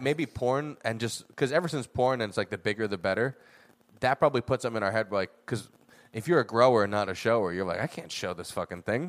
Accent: United States; I'm an American

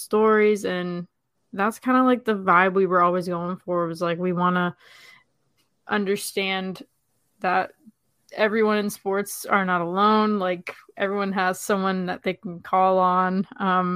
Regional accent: Birmingham, Alabama, United States; also born or lived in Vancouver, Canada; now in Atlanta, United States; I'm originally from Birmingham, Alabama.

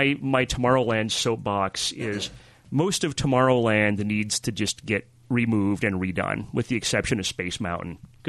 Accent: Southern California, United States; also born or lived in Los Alamitos / Seal Beach; I was born in Southern California, mm-hmm. and we lived in Los Alamitos and Seal Beach for a while.

